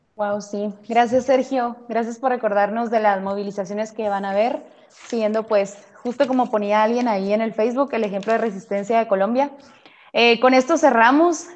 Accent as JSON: {"language": "Spanish", "country": "Guatemala", "said": "como diríamos acá en Guate"}